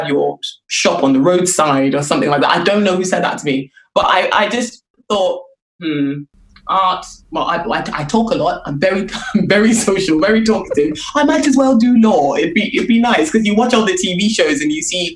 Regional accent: Lagos, Nigeria; I grew up in Lagos, and after I finished secondary school

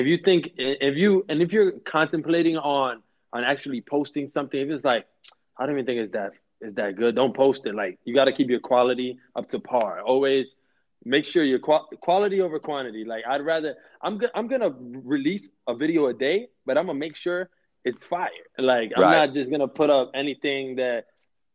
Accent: New York City, New York, United States; I'm born and raised in New York. I'm like the city boy, city boy, city boy

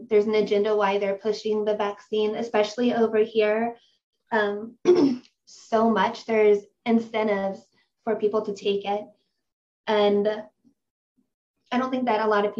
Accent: Ohio, United States; I'm from Ohio in the United States.

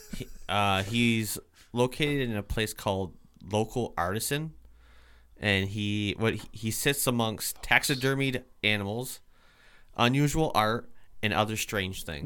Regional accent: Vermont, United States; I'm from Vermont

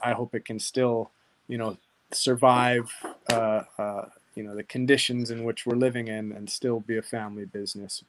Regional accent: Hawaii, United States; now in Southern California, United States; I am from Hawaii

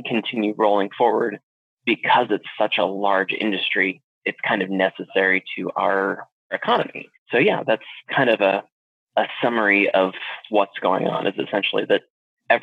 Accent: Alaska, United States; moved away as an adult; also born or lived in South Carolina / Washington State / Arizona; now in Florida, United States; I originally grew up in Alaska, and then I joined the Navy and went to South Carolina and then Washington State

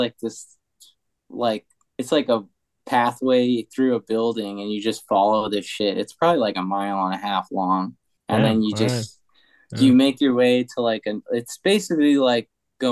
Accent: Long Island, New York, United States; moved away as an adult; also born or lived in Philadelphia / Portland; my hometown on Long Island

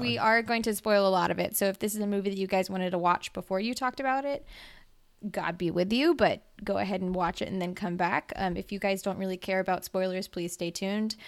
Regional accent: Mississippi, United States; I'm from Mississippi

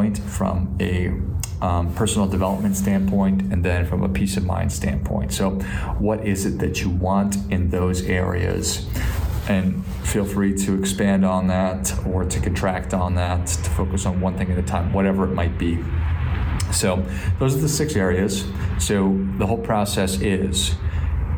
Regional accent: Midwest, United States; I grew up in the Midwest

